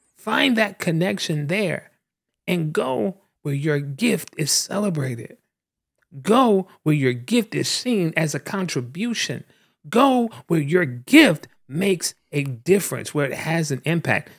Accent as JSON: {"language": "English", "region": "the South", "country": "United States", "tie": "born or raised there", "said": "I'm also a black man born and raised in the South"}